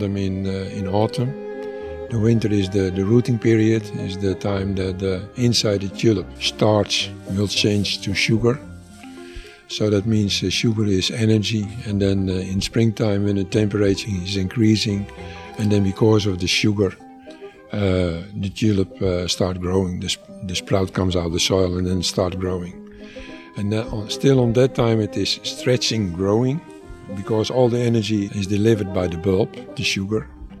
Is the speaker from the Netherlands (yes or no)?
yes; Netherlands; moved away as an adult; now in Dafeng, China; I'm a Dutch guy. I come from Holland. I'm born in a tulip growers family.